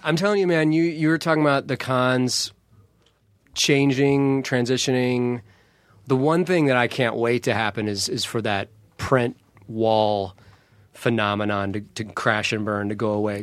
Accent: St. Louis, Missouri, United States; for a young kid growing up in Saint Louis

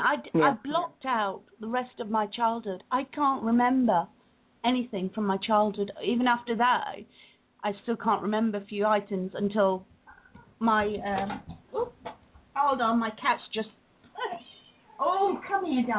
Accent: England, United Kingdom; also born or lived in Uganda; I was born in Uganda. We moved to England when I was 3 years old

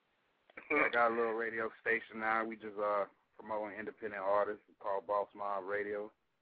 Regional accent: Atlanta, Georgia, United States; now in Augusta, United States; I'm in Augusta, Georgia right now, by the way of Atlanta.

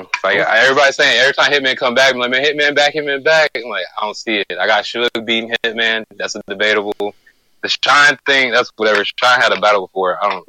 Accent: Illinois, United States; I'm from Illinois.

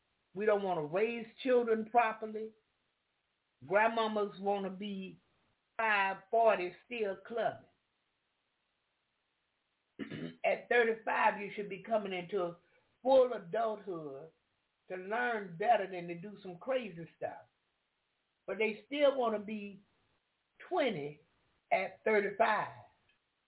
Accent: the South, United States; I'm from the South

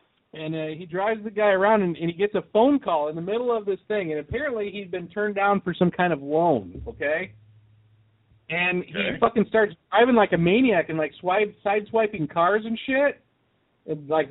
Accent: Indiana, United States; my hometown of Indiana

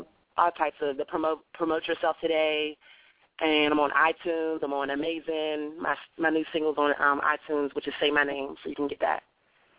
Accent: Pittsburgh, Pennsylvania, United States; now in Atlanta, United States; I'm from Pittsburgh, Pennsylvania, actually, but I'm living in the ATL now

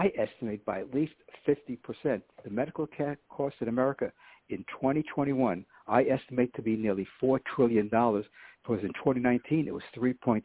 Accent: New York City, New York, United States; growing up in New York City in the 1950s or early 60s

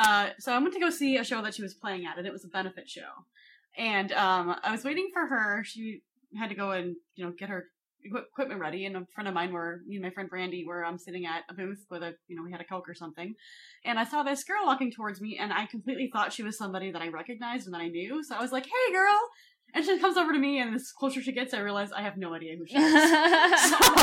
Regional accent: Seattle, Washington, United States; turns out we're both from Seattle.

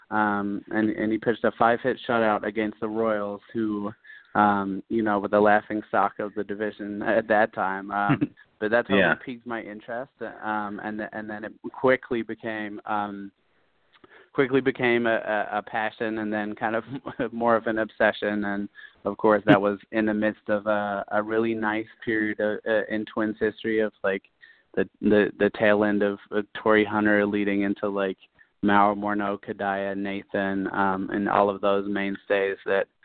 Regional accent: London, United Kingdom; moved away as an adult; also born or lived in Twin Cities, Minnesota; I was actually born and raised in London, England. I lived there for most of my young life

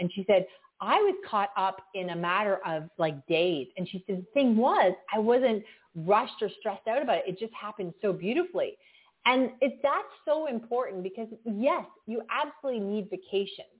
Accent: Canada; I'm from Canada

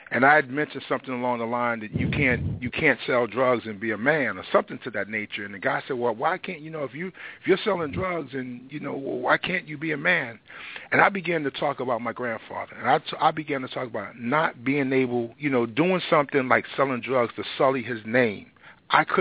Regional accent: North Carolina, United States; moved away; also born or lived in New York; I was raised on the tobacco fields of North Carolina in a little small town called Chabrin, North Carolina

